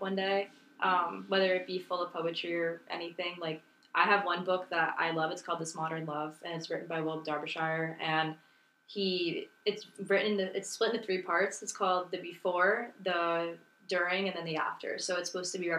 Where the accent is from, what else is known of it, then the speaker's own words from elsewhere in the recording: Miami, Florida, United States; moved away as an adult; I'm from Miami